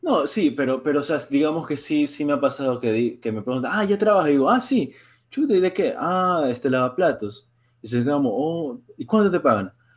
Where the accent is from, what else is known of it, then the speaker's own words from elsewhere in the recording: Ecuador; now in Springfield, United States; yo soy de Ecuador